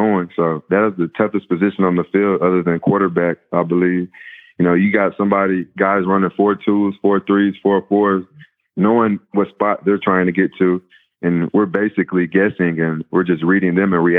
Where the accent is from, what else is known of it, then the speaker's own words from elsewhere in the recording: Mansfield, Texas, United States; I grew up in Mansfield my whole life